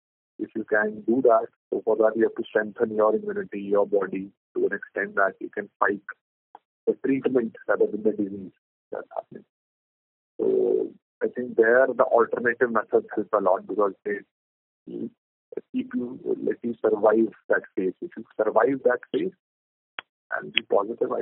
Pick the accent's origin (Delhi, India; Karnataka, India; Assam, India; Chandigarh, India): Delhi, India; We are from Delhi.